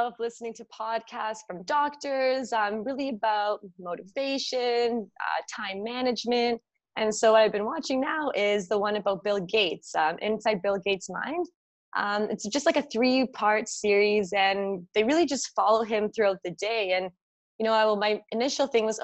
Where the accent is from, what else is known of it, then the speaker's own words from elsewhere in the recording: Toronto, Ontario, Canada; right now I'm in Toronto. I was born and raised.